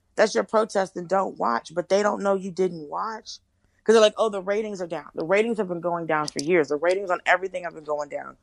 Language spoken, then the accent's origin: English; Atlanta, Georgia, United States; moved away as an adult; also born or lived in Miami, Florida / Los Angeles; now in New York, United States; I was born in Miami and I grew up in Atlanta. So I lived in Miami some, but I lived mostly in Atlanta